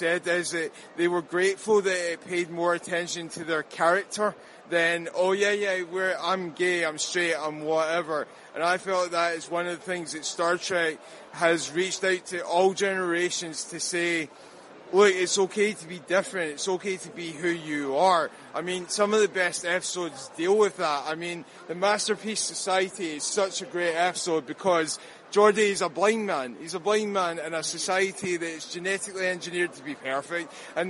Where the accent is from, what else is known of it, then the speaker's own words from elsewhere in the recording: Glasgow, Scotland, United Kingdom; Scotland, Glasgow.